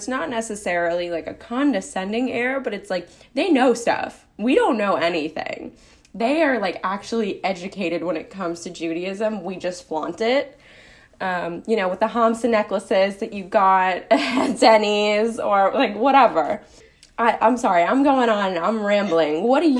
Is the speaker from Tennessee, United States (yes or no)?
no; New York City, New York, United States; So I grew up on the Upper West Side of Manhattan, which is, I would say, the Jewish capital of New York